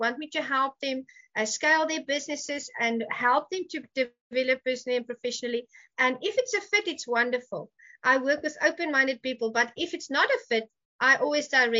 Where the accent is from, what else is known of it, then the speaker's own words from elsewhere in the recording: South Africa; moved away; I'm from Africa